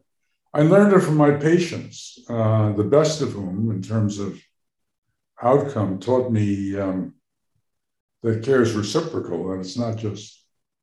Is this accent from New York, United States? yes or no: yes; New York, United States; moved away as an adult; also born or lived in Boston; now in Cambridge, United States; I grew up in New York, and many of my interests are those that came out of being a New Yorker.